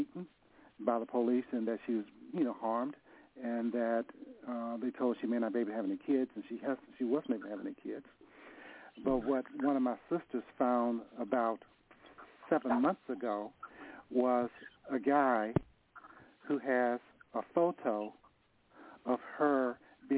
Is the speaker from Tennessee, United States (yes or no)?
yes; Nashville, Tennessee, United States; now in San Francisco, United States; I'm from Nashville. I moved to San Francisco.